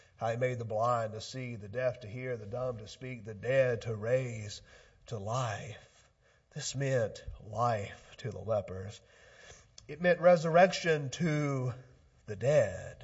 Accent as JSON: {"language": "English", "town": "Oxford", "region": "Mississippi", "country": "United States", "tie": "born or raised there", "moved": "yes", "said": "I'm from Oxford originally, and Pontotoc County is the neighboring county. I was on a school bus traveling through a little town of Ecru, Mississippi"}